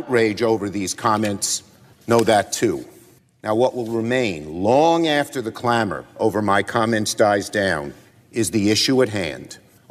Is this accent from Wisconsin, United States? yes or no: no; New York City, New York, United States; I'm from Brooklyn. We speak in strong language